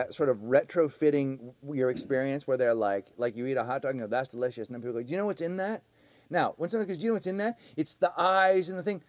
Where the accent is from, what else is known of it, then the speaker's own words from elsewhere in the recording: Canada; We're from Canada.